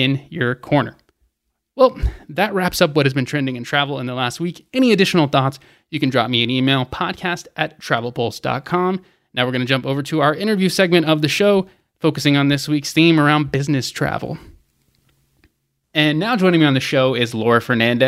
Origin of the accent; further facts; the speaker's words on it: Atlanta, Georgia, United States; my hometown of Atlanta